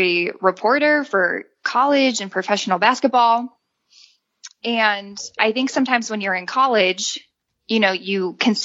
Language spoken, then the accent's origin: English; Illinois, United States; moved away as an adult; also born or lived in Indiana / Utah; I'm actually from Illinois. So born and raised in the Midwest